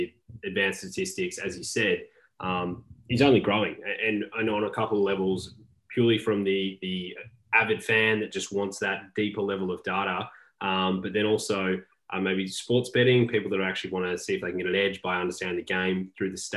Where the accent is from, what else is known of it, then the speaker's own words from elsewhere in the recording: Australia; I'm Australian